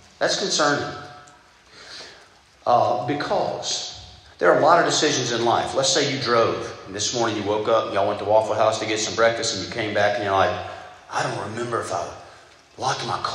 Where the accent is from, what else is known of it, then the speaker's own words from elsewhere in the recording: Southeast Georgia, United States; I grew up in Southeast Georgia, a very godly family